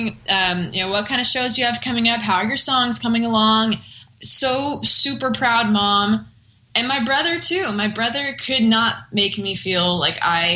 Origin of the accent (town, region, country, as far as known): San Diego, California, United States; born or raised there; moved away as an adult; now in Nashville, United States